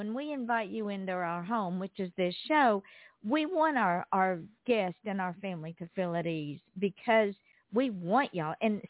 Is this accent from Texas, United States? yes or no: no; Georgia, United States; now in Florida, United States; I'm from Georgia